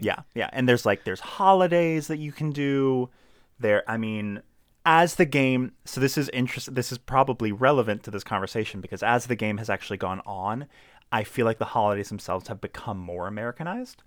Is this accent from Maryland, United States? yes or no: yes; Laurel, Maryland, United States; moved away; also born or lived in Howard County, Maryland; I'm not actually from Baltimore, I'm from Laurel